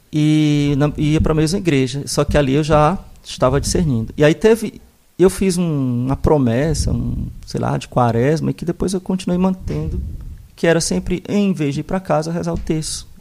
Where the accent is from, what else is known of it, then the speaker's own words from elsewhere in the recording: Fortaleza, Ceará, Brazil; moved away; also born or lived in Mossoró / Caicó / Rio de Janeiro; Sou natural de Fortaleza